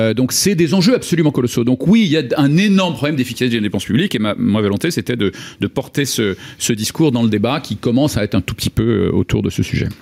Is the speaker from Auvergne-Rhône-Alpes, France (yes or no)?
yes; Lyon, Auvergne-Rhône-Alpes, France; moved away; place Gabriel Perry à Lyon, qui est ma ville natale